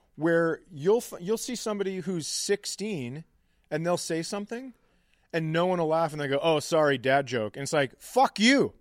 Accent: Minnesota, United States; just being a Minnesotan, lifelong Minnesotan

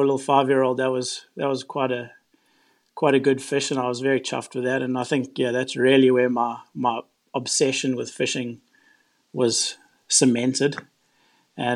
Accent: Durban, KwaZulu-Natal, South Africa; now in Mackay, Australia; I was born in Durban, which is on the east coast of South Africa

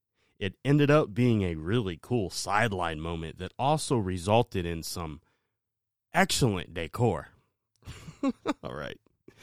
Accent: Ohio, United States; All right. Yeah, we're from Ohio, right?

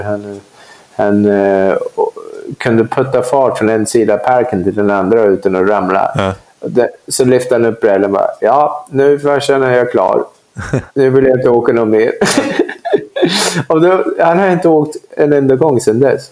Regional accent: London, United Kingdom; Swedish is a second language; also born or lived in Kumla, Sweden; now in Sweden; det är den delen av London jag kommer ifrån

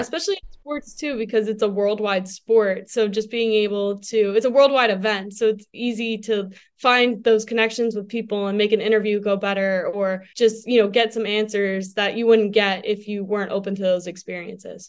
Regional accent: New Jersey, United States; accent: New Jersey; moved away as an adult; now in Madison, United States; how much of a New Jersey accent I had

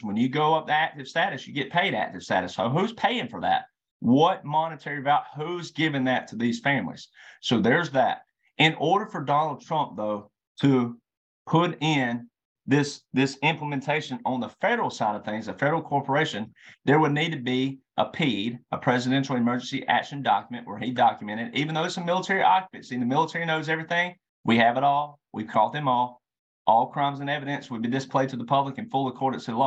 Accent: Deep South / Bible Belt, United States; I'm a deep South Southern boy. I was born in the Bible Belt

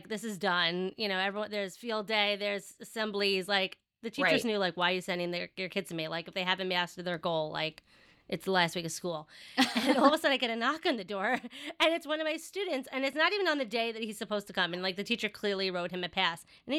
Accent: New York, United States; accent: Long Island; Yes, if you cannot tell by my thick Long Island accent, yes, I am from New York.

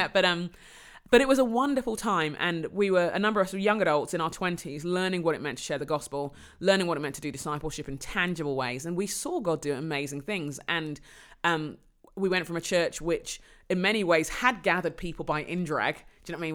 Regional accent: London, United Kingdom; I was born in London. I'm, um, Londoner by birth and conviction

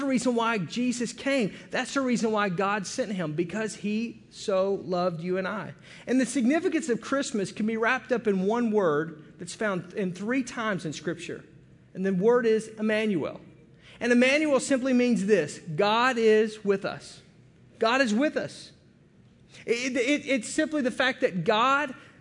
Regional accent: United States; we get a bad rap in the world as being Americans

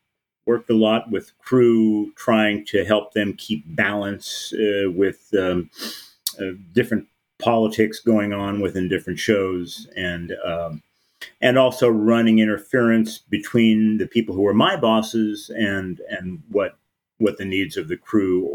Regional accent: Los Angeles, California, United States; I moved back home to my hometown of Los Angeles

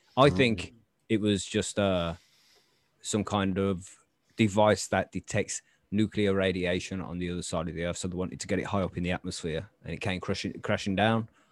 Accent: England, United Kingdom; We're English.

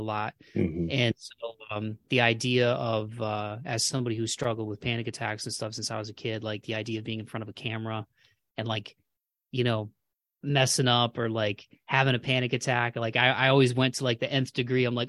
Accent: Toledo, Ohio, United States; moved away as an adult; now in Nashville, United States; I'm from Ohio too. I'm from Toledo

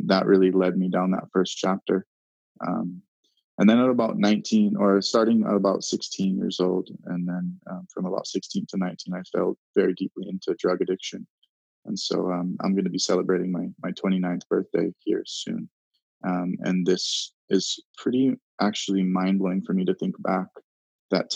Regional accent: Hawaii, United States; I was born and raised in Hawaii.

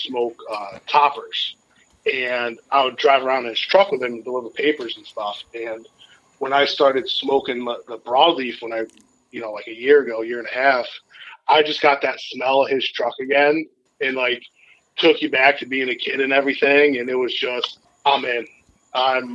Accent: Enfield, Connecticut, United States; we grew up in Connecticut is where kind of my whole family grew up and everything. And so we would drive around, like, Enfield is where we grew up

